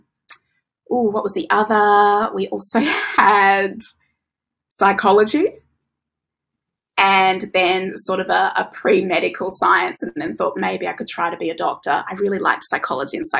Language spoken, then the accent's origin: English; Tasmania, Australia; moved away as an adult; also born or lived in Victoria; now in Queensland, Australia; I grew up in Tasmania